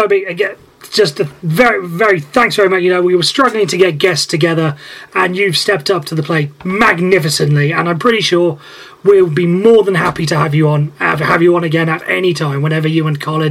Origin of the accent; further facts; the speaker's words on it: Wales, United Kingdom; as a Welshman